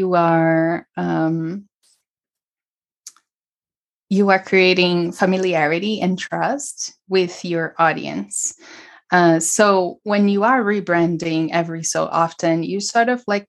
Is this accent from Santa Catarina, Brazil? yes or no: no; São Paulo, Brazil; moved away; also born or lived in California / New York; I'm from Brazil. Originally from Brazil, from São Paulo, and I grew up surrounded by alternative health